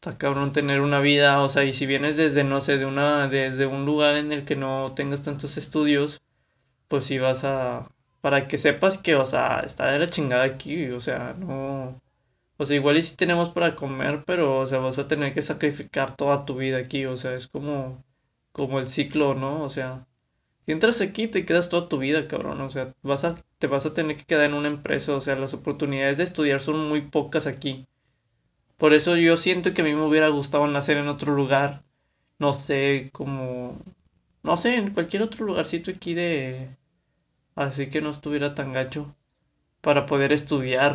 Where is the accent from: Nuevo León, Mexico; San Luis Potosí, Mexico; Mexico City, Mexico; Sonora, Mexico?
Nuevo León, Mexico; Monterrey; Soy de aquí de Monterrey, Nuevo León